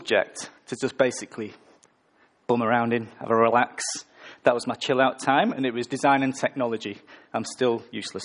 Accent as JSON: {"language": "English", "region": "the north of England", "country": "United Kingdom", "moved": "yes", "said": "I'm from the north of England"}